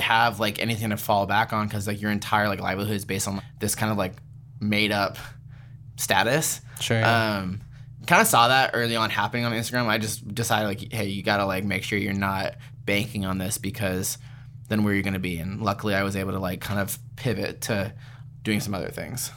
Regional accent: Palm Springs, California, United States; moved away as an adult; also born or lived in Seattle, Washington / Portland / Philadelphia; now in New York, United States; I was born in Palm Springs, California

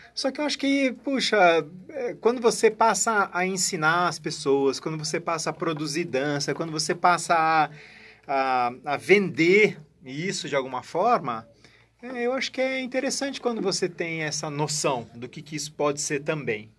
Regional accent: Barbacena, Minas Gerais, Brazil; moved away; also born or lived in São Paulo; quando eu era criança, moço lá em Barbacena

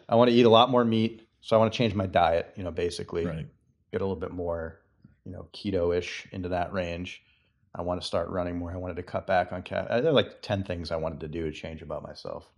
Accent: Massachusetts, United States; moved away; I'm from Massachusetts

